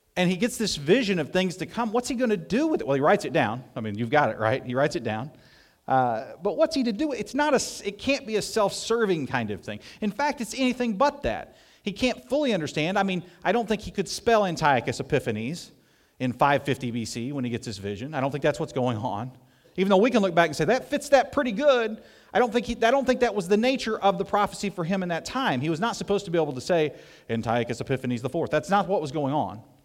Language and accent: English; southeast Missouri, United States; moved away; in the foothills of southeast Missouri where I grew up